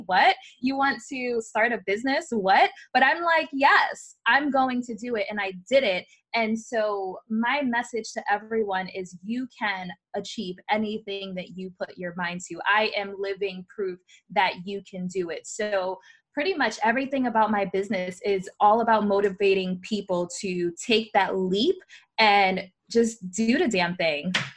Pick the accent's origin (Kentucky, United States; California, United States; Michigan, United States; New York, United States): New York, United States; New York City; I was born in the Bronx, New York